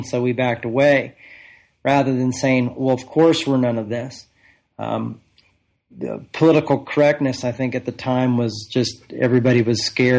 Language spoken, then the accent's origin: English; United States; I was born in the United States of America